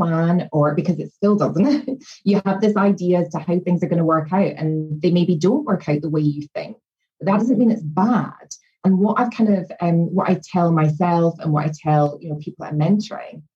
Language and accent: English; Scotland, United Kingdom; moved away as an adult; also born or lived in London; I was from Scotland, so moving down to London and getting a job